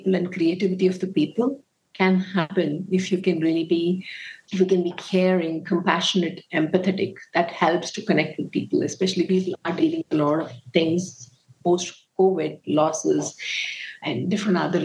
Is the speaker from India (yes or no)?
yes; Bengaluru, Karnataka, India; I was born and brought up in Bangalore